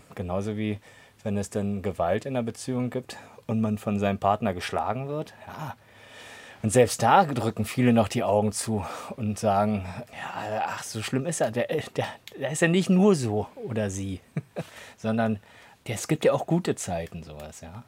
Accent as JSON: {"language": "German", "region": "Berlin", "country": "Germany", "moved": "as an adult", "lives_now": "Potsdam, Germany", "said": "Ansonsten bin ich ja auch Berliner. Zumindest damals gewesen so."}